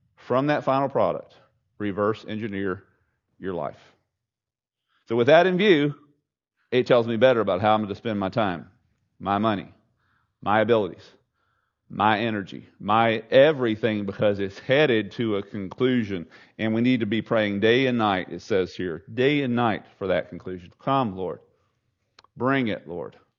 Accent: Southeast Texas, United States; I grew up in Southeast Texas

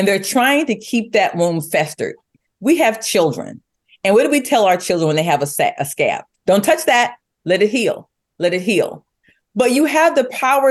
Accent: United States; we, as the American people

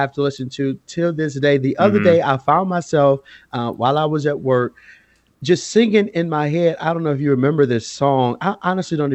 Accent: Detroit, Michigan, United States; also born or lived in Grand Rapids, Michigan; I'm born and raised in Detroit.

